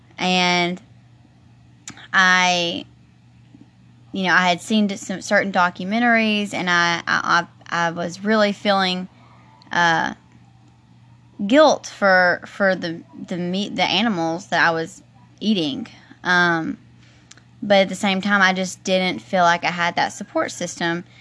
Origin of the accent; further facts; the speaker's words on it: the South, United States; growing up in the South